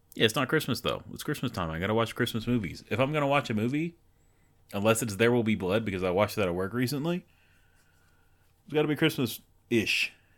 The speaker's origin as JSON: {"language": "English", "country": "United States", "said": "as an American man"}